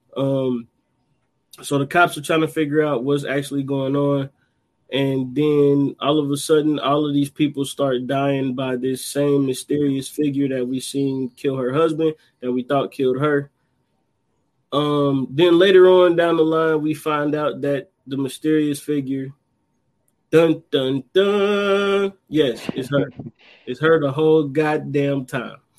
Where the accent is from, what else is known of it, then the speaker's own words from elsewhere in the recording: Dayton, Ohio, United States; right here in my hometown